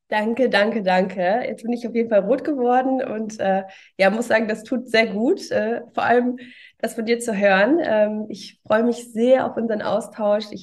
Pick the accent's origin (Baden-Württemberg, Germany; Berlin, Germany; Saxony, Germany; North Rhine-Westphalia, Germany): North Rhine-Westphalia, Germany; Cologne; Und ähm, ja, ich bin auch Kölnerin, so wie du.